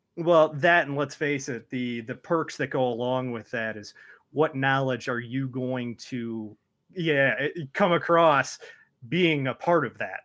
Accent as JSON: {"language": "English", "town": "Detroit", "region": "Michigan", "country": "United States", "tie": "born or raised there", "also_born_or_lived": "Toledo, Ohio", "said": "my family moved up here so long ago"}